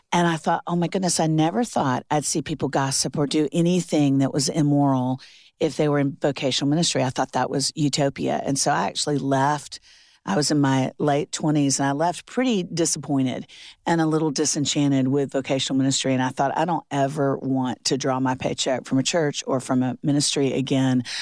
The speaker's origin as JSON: {"language": "English", "town": "Orlando", "region": "Florida", "country": "United States", "also_born_or_lived": "Alabama / South Carolina", "moved": "as an adult", "lives_now": "Nashville, United States", "said": "I'm from Orlando, Florida."}